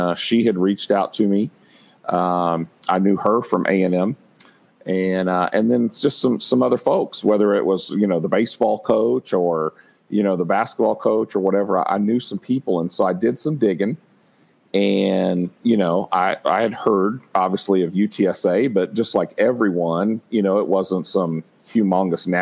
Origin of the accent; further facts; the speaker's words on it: College Station, Texas, United States; also born or lived in Tucson, Arizona; now in San Antonio, United States; I'm from Texas. I grew up in College Station, went to school at A&M